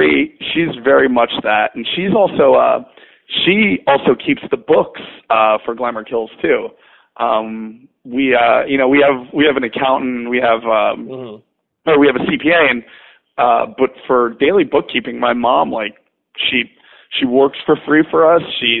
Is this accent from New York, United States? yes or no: yes; New York, United States; But I'm literally like 25 minutes south of Poughkeepsie, but close enough.